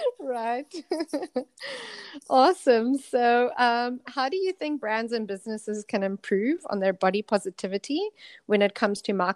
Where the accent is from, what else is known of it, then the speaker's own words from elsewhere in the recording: South Africa; now in Hong Kong; And so I'm originally from South Africa.